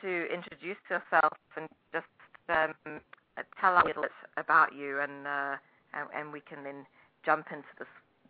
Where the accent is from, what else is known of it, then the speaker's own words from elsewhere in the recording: Durban, KwaZulu-Natal, South Africa; moved away as an adult; now in New Jersey, United States; I escaped from Durban, South Africa, when I was 25.